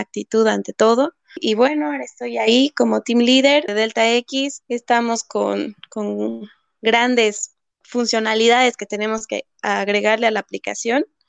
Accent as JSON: {"language": "Spanish", "town": "Sucre", "region": "Chuquisaca", "country": "Bolivia", "tie": "born or raised there", "moved": "as an adult", "lives_now": "Santa Cruz, Bolivia", "said": "Yo soy de Sucre, nací en Sucre, estudié en Sucre"}